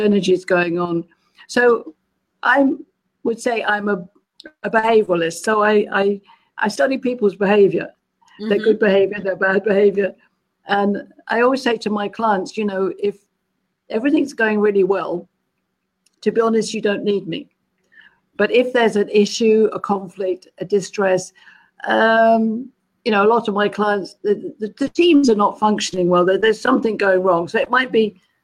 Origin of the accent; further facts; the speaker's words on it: London, United Kingdom; moved away as an adult; also born or lived in Malaysia; now in California, United States; I'm a Londoner.